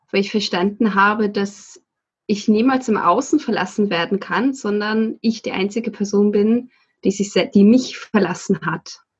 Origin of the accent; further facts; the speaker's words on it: Saatrup, Schleswig-Holstein, Germany; also born or lived in Sylt; tatsächlich bin ich geboren auf Sylt. Ähm, bin dann groß geworden in Saatrup. Das ist ein ganz kleines Dorf in der Nähe von Flensburg, lebe aber seit fast 20 Jahren hier in Flensburg.